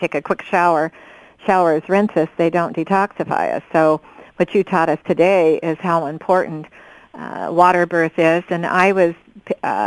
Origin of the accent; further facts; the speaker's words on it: Oregon, United States; We're both from Oregon. I'm in Southern Oregon.